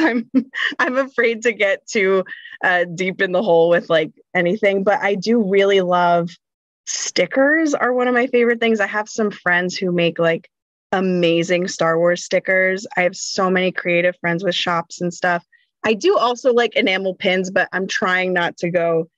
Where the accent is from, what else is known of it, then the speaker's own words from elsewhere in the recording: central New Jersey, United States; I'm from New Jersey. Born and raised in New Jersey